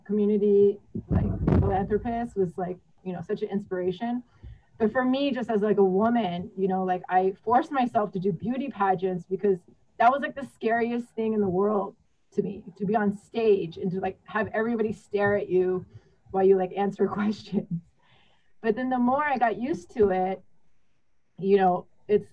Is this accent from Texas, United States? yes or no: yes; Texas, United States; I grew up in Texas as like one of the few Asians amongst a sea of white, beautiful white blonde girls